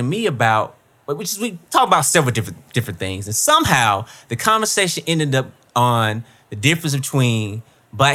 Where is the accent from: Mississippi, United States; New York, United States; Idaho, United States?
Mississippi, United States; Columbus; moved away; I'm from Mississippi, right? I'm from Columbus, Mississippi.